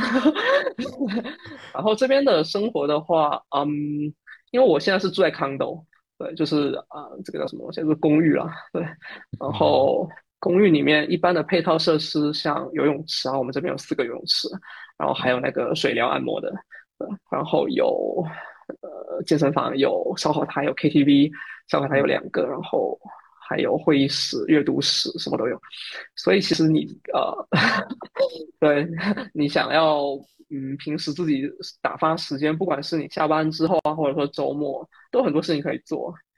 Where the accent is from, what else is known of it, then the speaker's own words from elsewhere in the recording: Fujian, China; moved away as an adult; now in Singapore; 我也是福建人